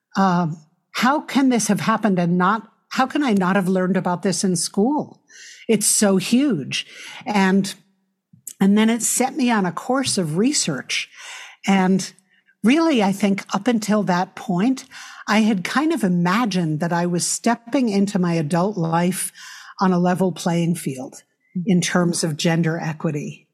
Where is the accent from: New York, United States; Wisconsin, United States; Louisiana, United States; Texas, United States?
New York, United States; New York City; I grew up in New York City